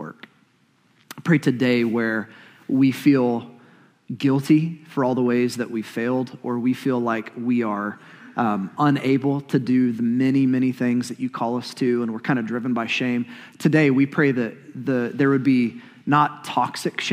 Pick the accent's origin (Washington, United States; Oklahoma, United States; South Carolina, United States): Oklahoma, United States; Growing up in Oklahoma like I did